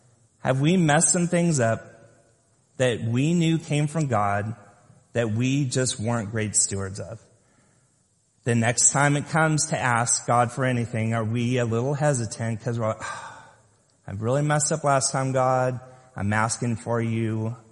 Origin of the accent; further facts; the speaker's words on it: Lompoc, California, United States; I grew up in Lompoc, California, on the top of a hill